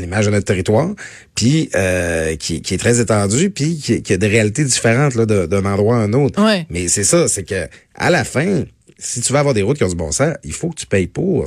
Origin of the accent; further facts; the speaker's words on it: Métabetchouan-Lac-à-la-Croix, Quebec, Canada; étant natif de Métabetchouan, je me, je me trouve souvent dans la belle ville de Saguenay. Je, le dis pas souvent que je viens du Lac-Saint-Jean